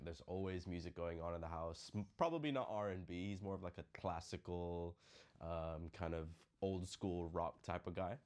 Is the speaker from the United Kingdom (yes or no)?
no; Philippines; moved away; growing up in the Philippines